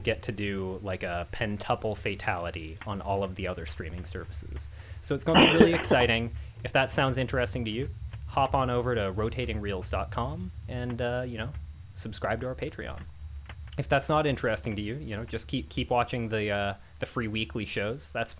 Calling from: Seattle, Washington, United States; I'm calling in from Seattle, Washington.

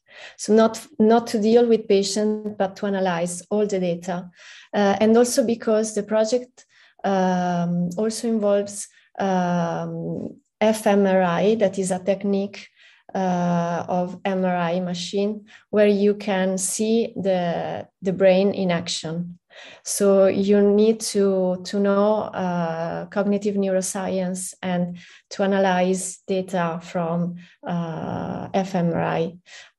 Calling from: Milan, Lombardy, Italy; I'm in Milan. It's 6 p.m. right here, right now.

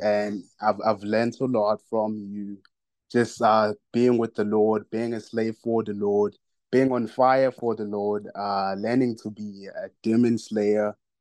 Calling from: South Africa; I'm calling from South Africa.

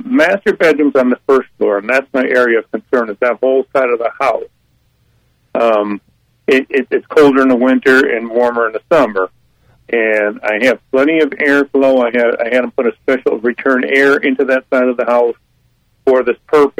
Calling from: Holly Springs, North Carolina, United States; Holly Springs

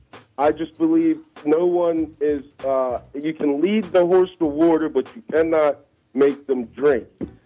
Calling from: Selbyville, Delaware, United States; Selbyville, Delaware.

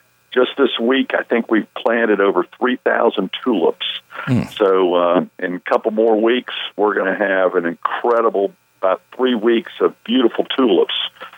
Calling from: Charlotte, North Carolina, United States; I'm calling from Charlotte. I'm in my regular home this weekend in Charlotte.

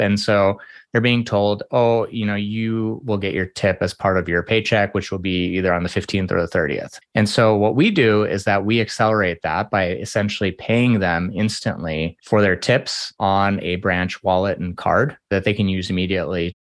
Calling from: Minneapolis, Minnesota, United States; I am calling in from Minneapolis, Minnesota.

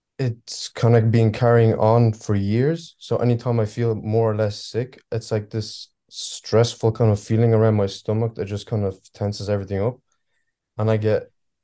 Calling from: Ireland; I'm calling from Ireland.

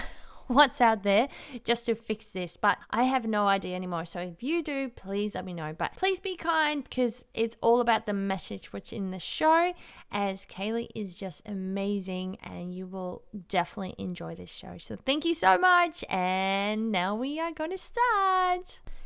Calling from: Australia; I'm calling from Australia to the UK now

